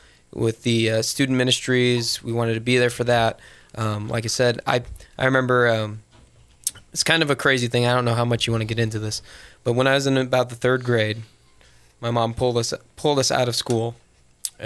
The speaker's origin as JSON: {"language": "English", "town": "Phoenix", "region": "Arizona", "country": "United States", "tie": "born or raised there", "also_born_or_lived": "Spain", "said": "I've been in Phoenix most of my life. I was born in Spain, believe it or not, because my dad was in the Air Force, and we moved around a lot. We ended up in Arizona."}